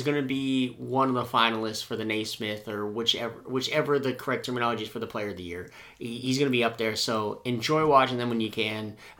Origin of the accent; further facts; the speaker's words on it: Minnesota, United States; moved away; growing up in Minnesota